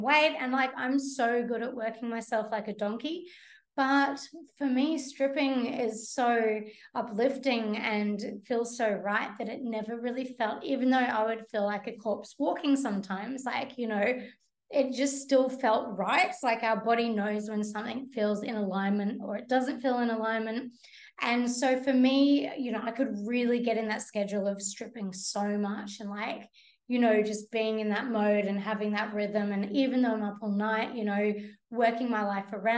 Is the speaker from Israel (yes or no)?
no; Brisbane, Queensland, Australia; moved away; I grew up in Brisbane.